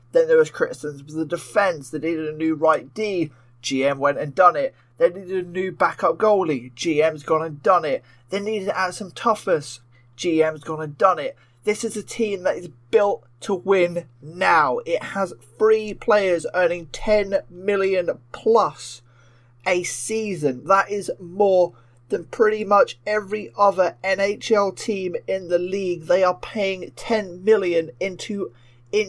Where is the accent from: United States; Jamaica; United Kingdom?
United Kingdom; I am the Brit